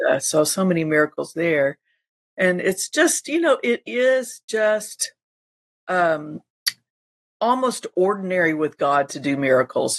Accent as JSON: {"language": "English", "town": "Panama City Beach", "region": "Florida", "country": "United States", "tie": "born or raised there", "said": "Panama City Beach, Florida, and of course that's my hometown"}